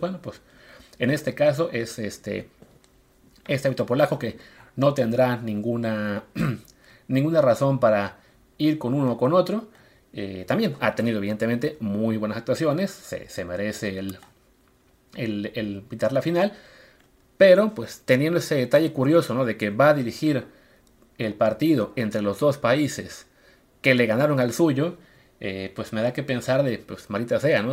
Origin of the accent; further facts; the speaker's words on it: Coatzacoalcos, Veracruz, Mexico; moved away; Yo soy de Veracruz, crecí en Coatzacoalcos